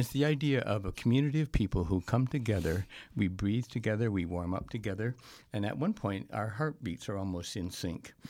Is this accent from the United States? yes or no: no; Canada; as a Canadian